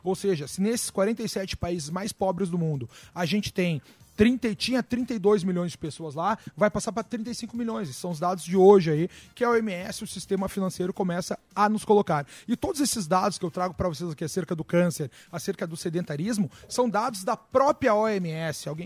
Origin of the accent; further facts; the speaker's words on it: Rio Grande do Sul, Brazil; no Rio Grande do Sul, de onde eu venho, as praias estão interditadas.